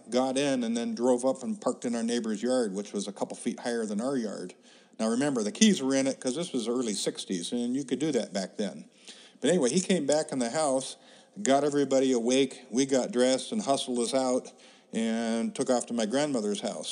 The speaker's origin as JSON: {"language": "English", "town": "Seaside", "region": "Oregon", "country": "United States", "tie": "born or raised there", "also_born_or_lived": "Crescent City, California", "said": "Shortly after he married my mom, they moved to Crescent City, California, where my older brother and I were both born. A few years after that, he decided to move back to Seaside, Oregon"}